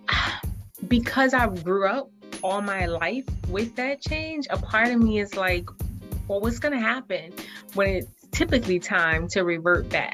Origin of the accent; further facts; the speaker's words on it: the South, United States; May for me in the South, like they're out of school.